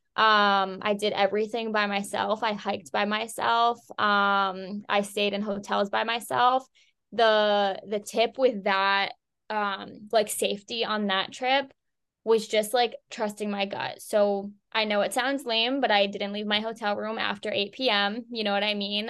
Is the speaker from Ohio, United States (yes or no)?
no; Boston, Massachusetts, United States; moved away as an adult; I'm originally from the Boston area